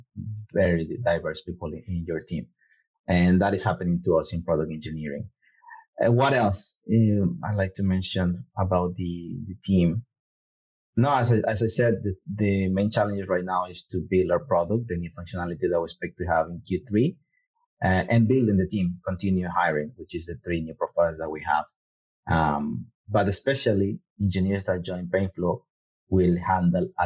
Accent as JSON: {"language": "English", "country": "Ecuador", "said": "I am from Ecuador."}